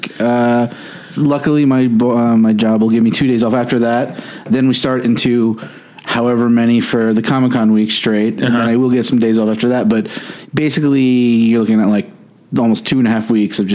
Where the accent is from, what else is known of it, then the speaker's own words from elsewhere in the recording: Orange County, New York, United States; I grew up in Orange County, New York